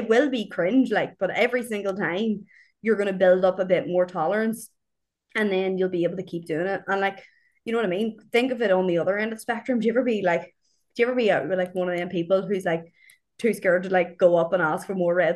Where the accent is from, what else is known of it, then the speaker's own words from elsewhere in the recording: Ireland; as Irish people